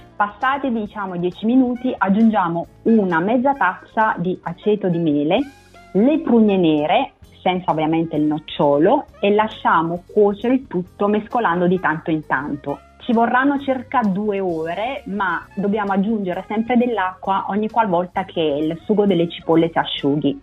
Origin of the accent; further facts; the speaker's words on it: Naples, Campania, Italy; now in Newcastle, United Kingdom; sono napoletana